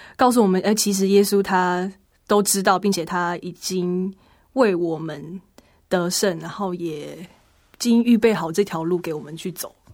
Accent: Hsinchu, Taiwan; 是新竹的城市之光圣教会

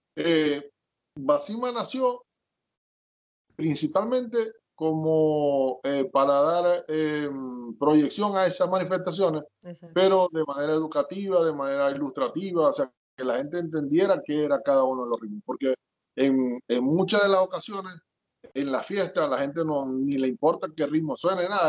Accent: Maracaibo, Zulia, Venezuela; accent: mix of Maracaibo and south of the lake; moved away as an adult; now in United States; yo nací en Maracaibo, pero mis papás son de allá del sur del lago

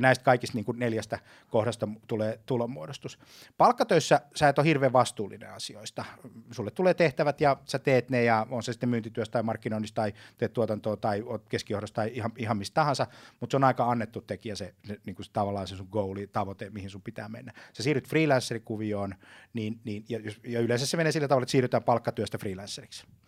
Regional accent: Lahti, Päijänne Tavastia, Finland; mä Lahdessa, jossa mä, josta mä kotosin

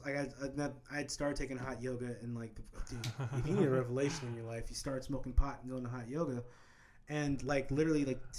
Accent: Wichita, Kansas, United States; moved away as an adult; now in Atlanta, United States; Growing up in Kansas, right?

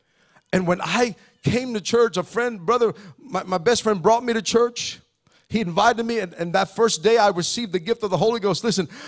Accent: Philippines; So I'm Filipino.

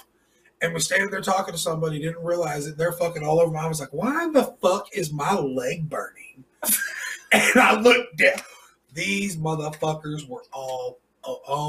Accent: California, United States; now in Oklahoma, United States; I'm from California.

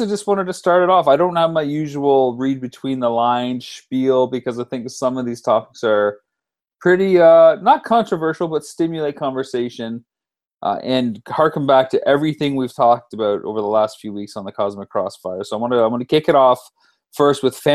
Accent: London, Ontario, Canada; my hometown

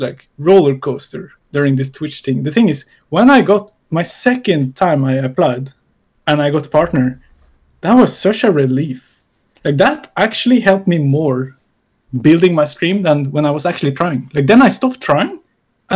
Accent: Norway; I'm from Norway

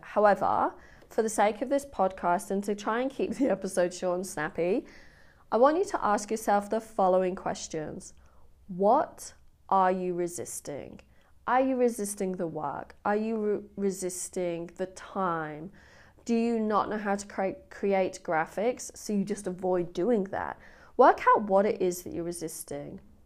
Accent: England, United Kingdom; I'm English

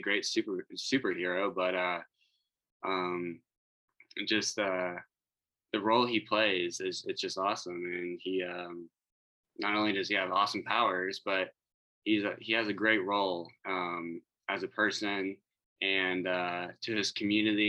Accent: Dallas, Texas, United States; I am from Dallas, Texas

